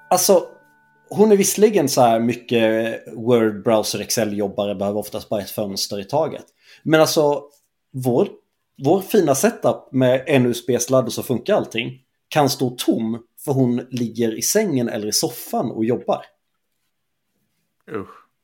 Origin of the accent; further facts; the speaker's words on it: Småland, Sweden; jag är från Småland